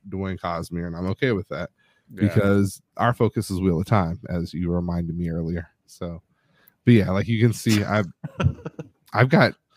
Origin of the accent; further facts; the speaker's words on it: Newport News, Virginia, United States; I was from Newport News